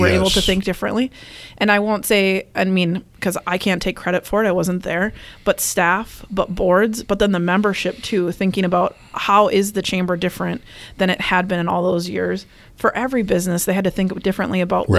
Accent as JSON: {"language": "English", "region": "Minnesota", "country": "United States", "moved": "as an adult", "lives_now": "Wisconsin, United States", "said": "So I am originally from Minnesota and came here to school at UW-Eau Claire"}